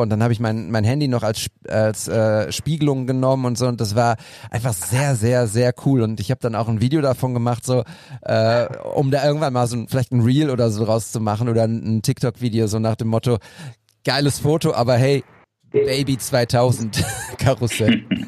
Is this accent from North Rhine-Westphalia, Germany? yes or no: yes; Münster, North Rhine-Westphalia, Germany; now in Bochum, Germany; ich komme ja aus Münster gebürtig